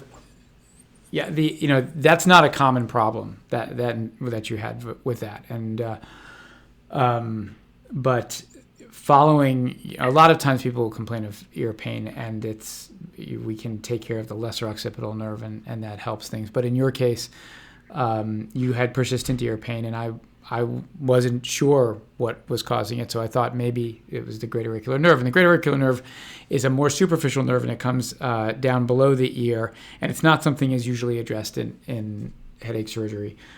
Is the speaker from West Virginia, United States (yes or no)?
no; Washington, District of Columbia, United States; now in Santa Barbara, United States; I'm actually from Washington, D C